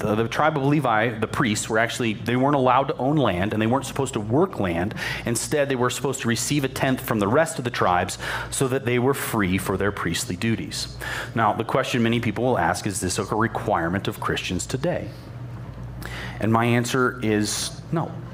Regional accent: United States; I'm an American

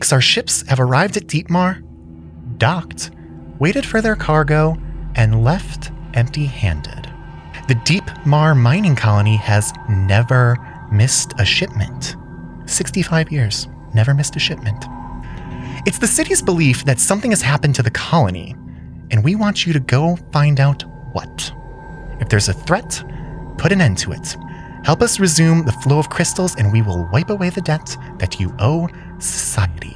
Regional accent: United States; As an American

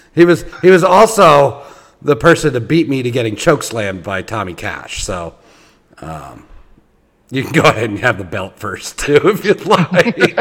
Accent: Philadelphia, Pennsylvania, United States; now in Indiana, United States; So, where I live in Indiana, okay, I did not. I'm not originally from here. I'm originally from the Philadelphia area

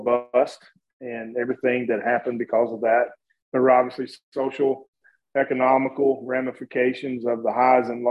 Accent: Partridge, Kentucky, United States; moved away as an adult; also born or lived in Hazard, Perry County, Kentucky / Harlan County, Kentucky; I was born in Perry County in Hazard. I was actually raised in Partridge and Letcher County, went to school in Harlan County.

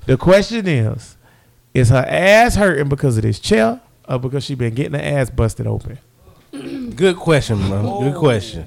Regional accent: the South, United States; I'm from the South

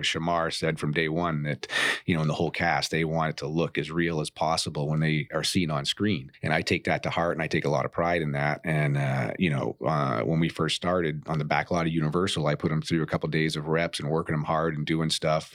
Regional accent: Maine, United States; moved away as an adult; also born or lived in San Diego; growing up in Maine

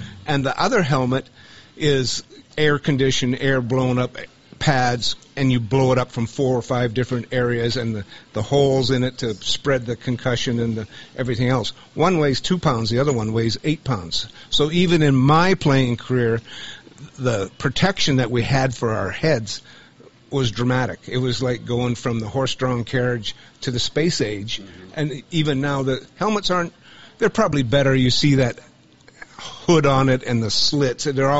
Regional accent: Montana, United States; I'm from Montana.

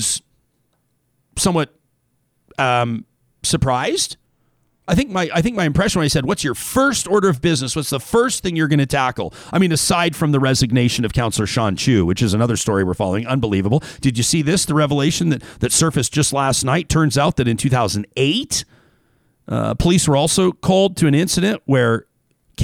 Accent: Calgary, Alberta, Canada; my hometown

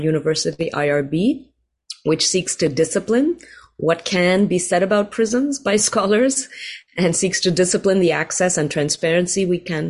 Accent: India; now in Riverside, United States; I grew up in India

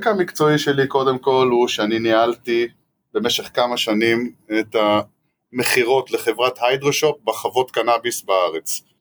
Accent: Northern District, Israel; נינוח, אין פה האמת שום הרגשה של אה, מלחמה, וטוב שכך, אני צפוני.

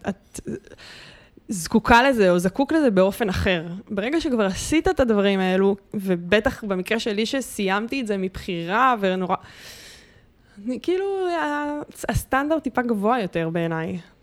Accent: Bat Yam, Tel Aviv District, Israel; אני ילדה בת ימית שהלכה לים בלי נעליים

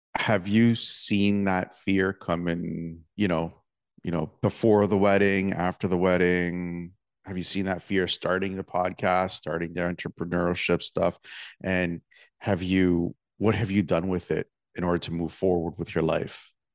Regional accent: Toronto, Ontario, Canada; my hometown, well, near my hometown of Toronto

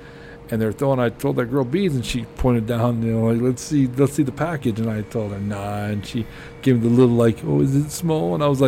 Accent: Colorado, United States; I'm like, plains.

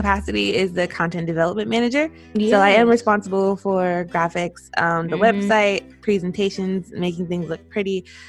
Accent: East Coast, United States; now in Seattle, United States; I currently live in Washington, in Seattle, but I am from the East Coast, and I am 28, a summer baby who loves the wintertime.

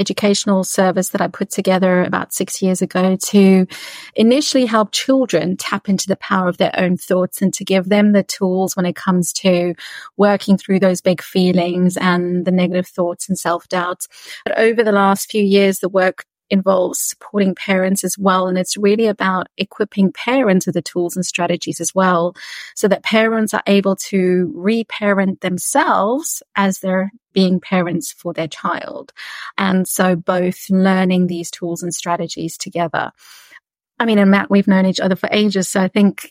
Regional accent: South Africa; I'm from South Africa, born and raised.

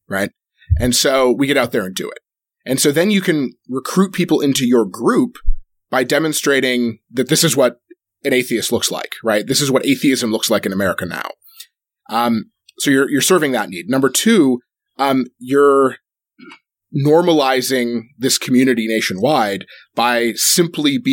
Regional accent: Michigan, United States; I'm from Michigan

